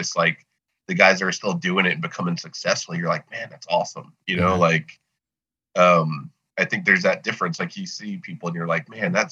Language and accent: English; South Florida, United States; moved away; I grew up in South Florida